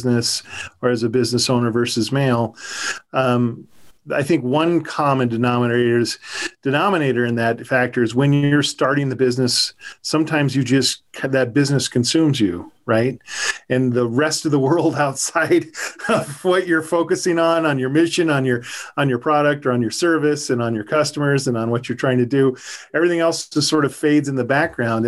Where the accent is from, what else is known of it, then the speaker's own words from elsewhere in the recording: Southeast Idaho, United States; I am from Southeast Idaho